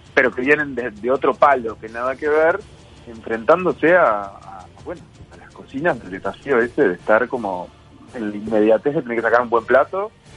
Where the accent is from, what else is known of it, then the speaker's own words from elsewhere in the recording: Uruguay; Nosotros como uruguayos decimos amo